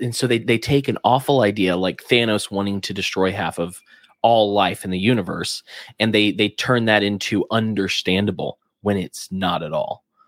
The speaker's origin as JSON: {"language": "English", "region": "Alabama", "country": "United States", "said": "I'm from Alabama"}